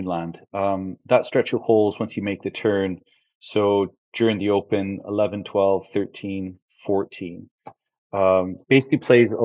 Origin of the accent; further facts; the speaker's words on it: Canada; moved away as an adult; growing up in Canada